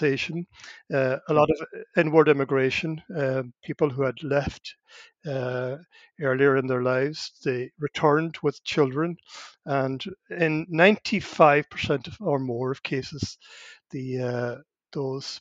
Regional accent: Gweedore, Ulster, Ireland; first language Irish; English is a second language; I was brought up in Gweedore in Donegal

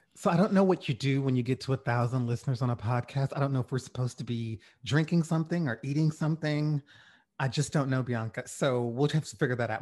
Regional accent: rural Louisiana, United States; I grew up in Louisiana, in rural Louisiana

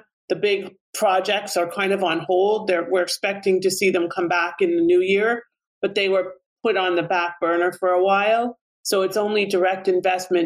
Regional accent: Canada; moved away as an adult; now in United States; my home country of Canada

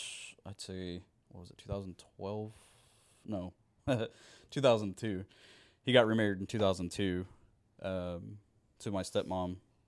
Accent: Muskogee, Oklahoma, United States; born there; So I was born in Muskogee.

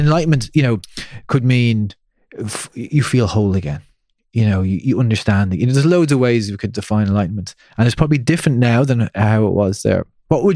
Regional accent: Ireland; growing up in Ireland

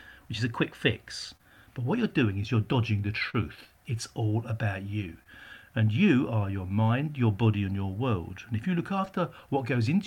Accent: Essex, East of England, United Kingdom; also born or lived in Barking / Whitechapel, London; I was raised in out in Essex in the 60s

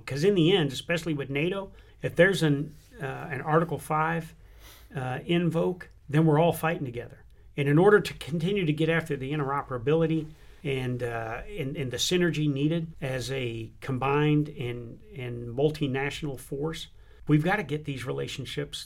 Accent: United States; I'm an American

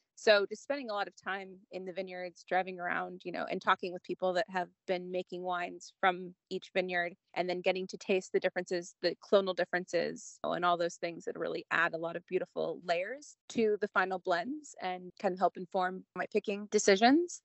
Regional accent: Southern California, United States; also born or lived in Napa Valley; now in Santa Barbara County, United States; born and raised in SoCal

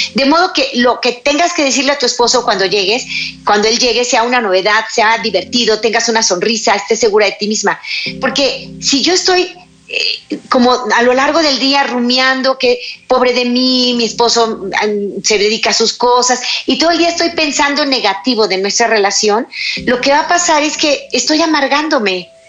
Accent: Mexico; mi país, México

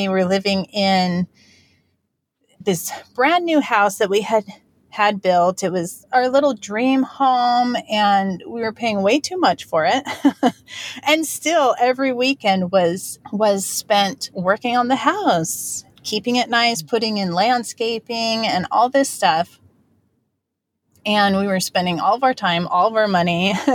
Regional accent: United States; moved away as an adult; now in American Samoa; We are from mainland U.S., but we moved here to American Samoa

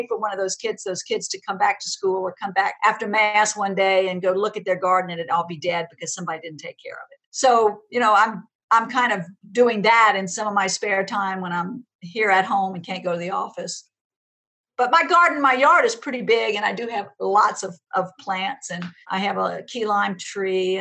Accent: Donaldsonville, Louisiana, United States; I grew up in Donaldsonville, which is a small town where the Mississippi River and Bayou Lafourche intersect

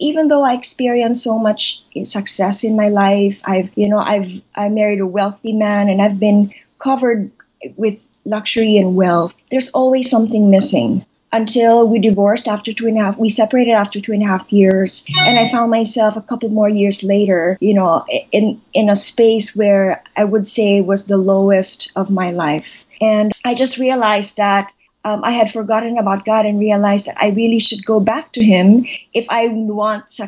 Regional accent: Manila, Metro Manila, Philippines; I was born here, and I was raised here in Manila.

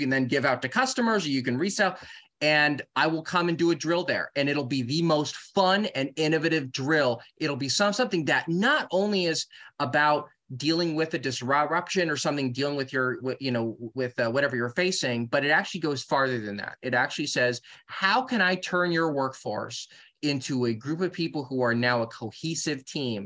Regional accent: California, United States; I'm from California

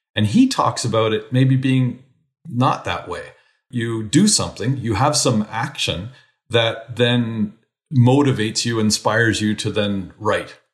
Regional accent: Canada; moved away as an adult; also born or lived in New Zealand / United States; as a Canadian

